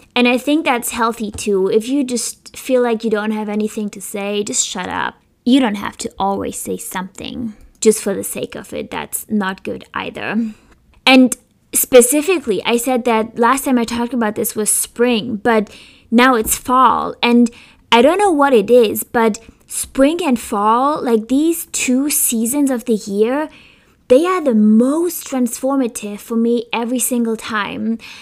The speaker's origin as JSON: {"language": "English", "country": "Germany", "moved": "yes", "lives_now": "Philadelphia, United States", "said": "I come from Germany"}